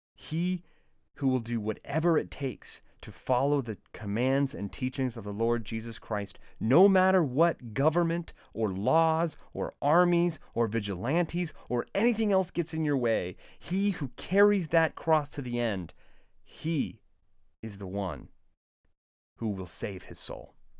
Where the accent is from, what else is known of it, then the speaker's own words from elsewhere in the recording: United States; as an American